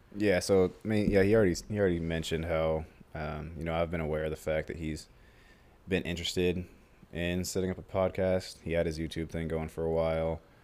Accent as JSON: {"language": "English", "town": "Omaha", "region": "Nebraska", "country": "United States", "tie": "born or raised there", "said": "we're from Omaha, specifically the west side of Omaha. And that's where we've grown up. He was, he wasn't born there. I was, I was born there"}